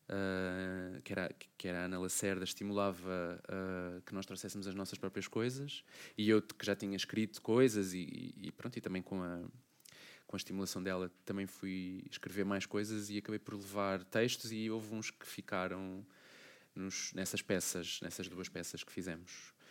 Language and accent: Portuguese; Portugal; now in Greece; E eu disse, ah, eu sou de Portugal, pronto, apesar de estar a, a viver na Grécia, sou de Portugal e pronto, posso cantar um fado